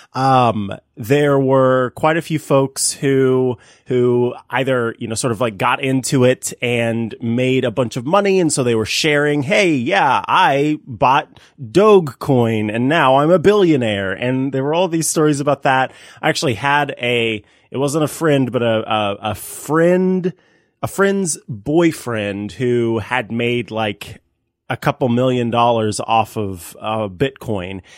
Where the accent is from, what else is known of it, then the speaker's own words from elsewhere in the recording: Missouri, United States; in a different city within Missouri, uh, some of my family in uh, my hometown